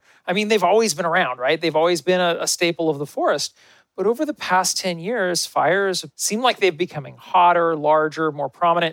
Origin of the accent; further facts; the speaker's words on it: United States; also born or lived in California / Oregon; I grew up in California and Oregon